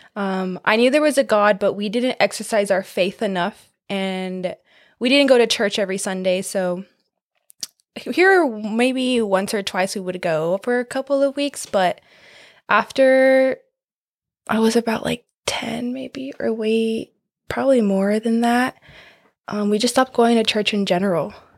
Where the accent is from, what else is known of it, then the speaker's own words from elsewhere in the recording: California, United States; I am from California.